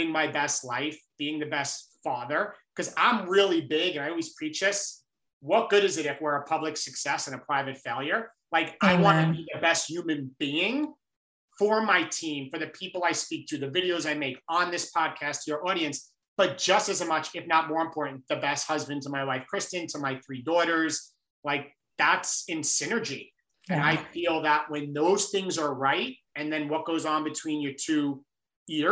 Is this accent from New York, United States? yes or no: yes; Long Island, New York, United States; I grew up in Long Island in New York.